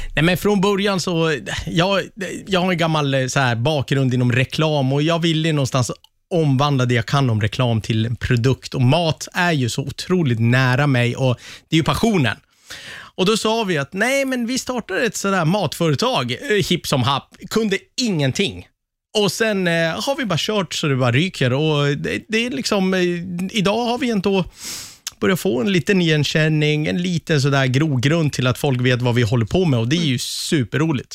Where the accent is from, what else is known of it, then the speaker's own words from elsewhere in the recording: Västerås, Västmanland, Sweden; i Västerås i alla fall, där jag kommer ifrån.